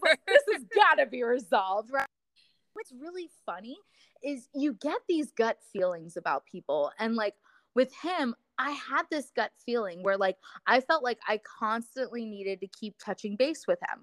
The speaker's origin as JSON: {"language": "English", "region": "Florida", "country": "United States", "tie": "born or raised there", "moved": "as an adult", "said": "I came back to my my hometown in Florida"}